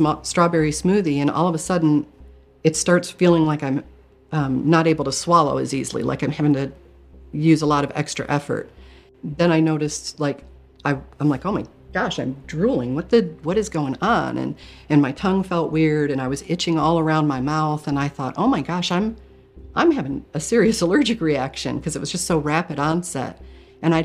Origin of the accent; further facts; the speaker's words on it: Michigan, United States; I grew up in Michigan, and we were Catholic growing up